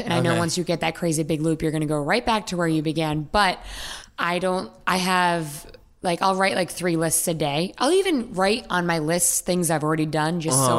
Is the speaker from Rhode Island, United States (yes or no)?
yes; Charlestown, Rhode Island, United States; I am from Charlestown, Rhode Island.